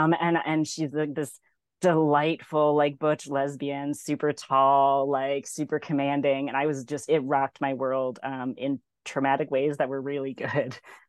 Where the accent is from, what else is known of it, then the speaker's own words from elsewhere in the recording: Orlando, Florida, United States; now in Michigan, United States; I grew up in Orlando